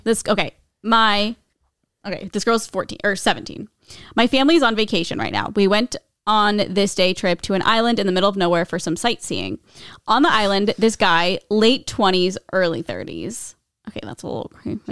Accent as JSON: {"language": "English", "town": "Omaha", "region": "Nebraska", "country": "United States", "said": "I'm from Nebraska"}